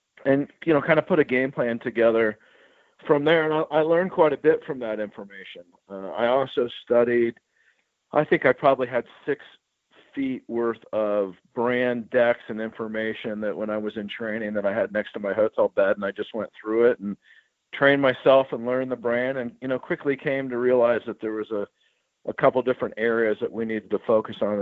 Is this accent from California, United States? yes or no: no; Dayton, Ohio, United States; I happen to be from Dayton. I grew up in Dayton.